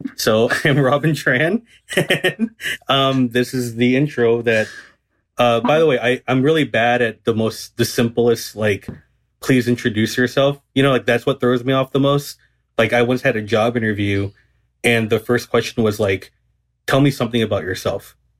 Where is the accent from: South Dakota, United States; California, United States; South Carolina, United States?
California, United States; Garden Grove; I grew up in um Garden Grove, which is in Southern California